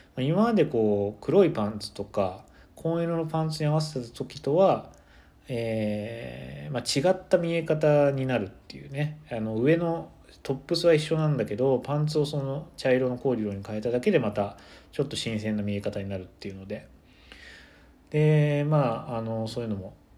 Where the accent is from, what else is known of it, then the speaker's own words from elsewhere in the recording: Kyoto, Japan; moved away as an adult; also born or lived in Nagano; 僕も確かに京都で普通にずっと花粉症で子供の時からかなりひどくて